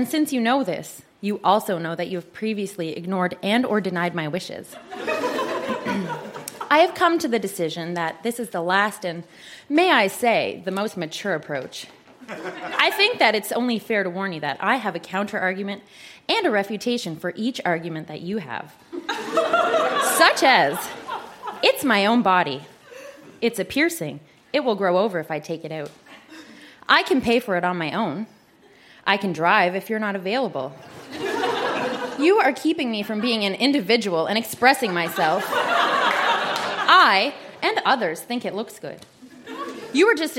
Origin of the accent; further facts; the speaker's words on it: Canada; as a Canadian citizen